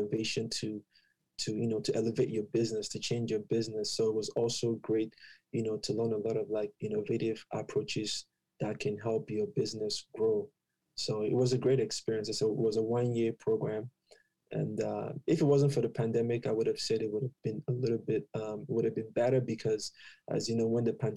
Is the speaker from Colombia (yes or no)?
no; Nigeria; moved away as an adult; also born or lived in Ottawa, Canada; now in Canada; I'm from Nigeria.